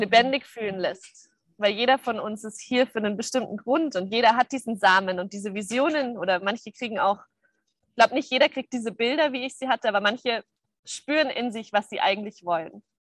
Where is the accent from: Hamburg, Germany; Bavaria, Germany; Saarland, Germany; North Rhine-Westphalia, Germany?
Bavaria, Germany; Munich; moved away; ich komme aus München